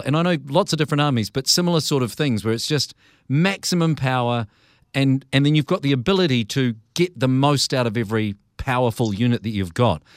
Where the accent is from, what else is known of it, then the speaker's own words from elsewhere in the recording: New Zealand; as a Kiwi